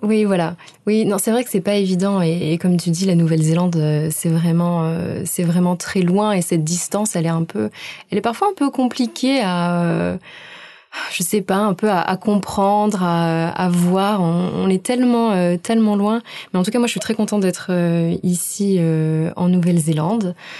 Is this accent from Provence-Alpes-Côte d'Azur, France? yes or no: yes; Aix-en-Provence, Provence-Alpes-Côte d'Azur, France; moved away as an adult; also born or lived in Montreal, Canada / Sweden; now in Auckland, New Zealand; Je viens d'Aix-en-Provence